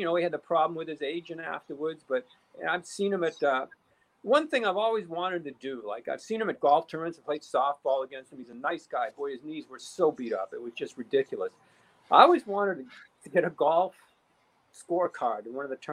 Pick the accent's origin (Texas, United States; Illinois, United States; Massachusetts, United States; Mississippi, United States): Massachusetts, United States; Boston; moved away as an adult; also born or lived in Philadelphia; I'm from Boston.